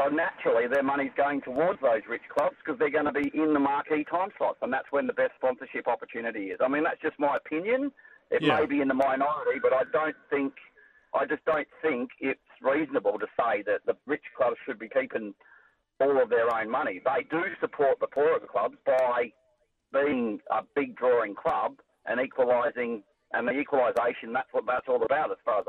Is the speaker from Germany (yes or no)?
no; Adelaide, South Australia, Australia; I come from God's country. Which is? The Fever Peninsula down in near Port Adelaide, mate.